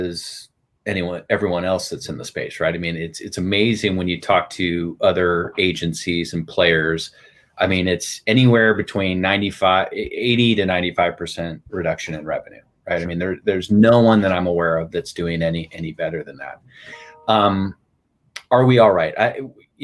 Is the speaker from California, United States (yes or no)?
yes; Huntington Beach, California, United States; moved away as an adult; also born or lived in New York; I grew up in Huntington Beach, California.